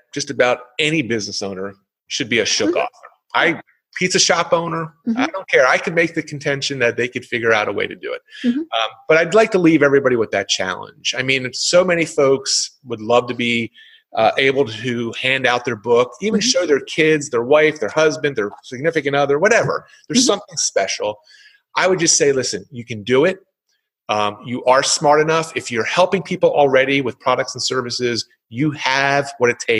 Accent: Philadelphia, Pennsylvania, United States; accent: Philly; I'm from the Philadelphia area, so no one wanted to hear my Philly accent for an hour.

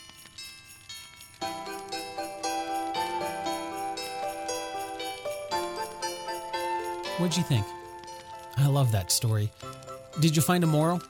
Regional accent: Cleveland, Ohio, United States; I grew up just outside of Cleveland, Ohio, and I loved playing in the snow

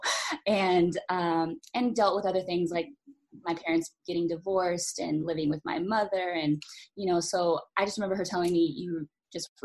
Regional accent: Los Angeles, California, United States; a young child growing up

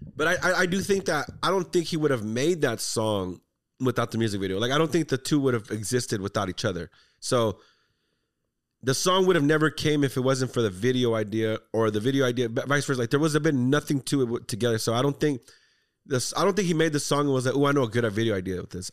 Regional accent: Texas, United States; we're from Texas

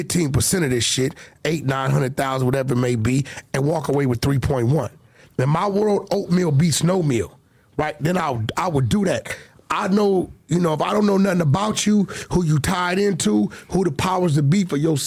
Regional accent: Los Angeles, California, United States; I'm from Pacoima, bro. My mentality is not to hate a Mexican. I grew up fighting roosters and eating fucking mole

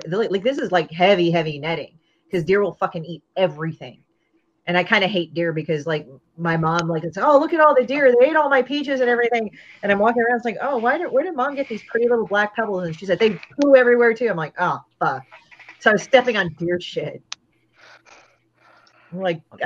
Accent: California, United States; I grew up in California

